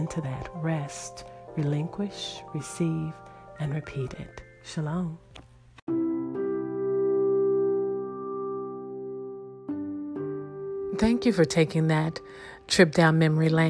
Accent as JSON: {"language": "English", "country": "United States", "said": "I'm American"}